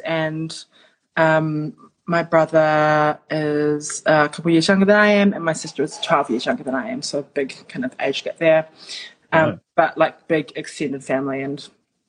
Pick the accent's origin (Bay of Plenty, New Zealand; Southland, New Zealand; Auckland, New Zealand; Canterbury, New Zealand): Auckland, New Zealand; moved away; it was in my hometown